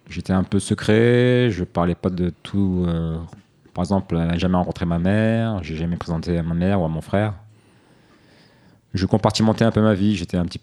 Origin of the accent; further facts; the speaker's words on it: Paris, Île-de-France, France; Ouais, j'ai grandi à Paris. Après, euh, je suis parti en banlieue. Oui, j'ai habité en banlieue en fait.